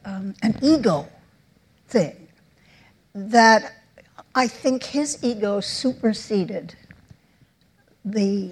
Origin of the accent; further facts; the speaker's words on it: New York, United States; I'm born and raised in New York. I'm an Upper West Sider